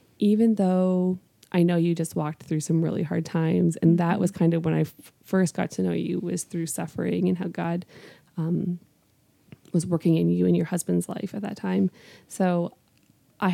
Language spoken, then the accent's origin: English; Canada; moved away as an adult; now in Northwest Indiana, United States; I'm from Canada. So I have not been living here in Northwest Indiana for a super long time.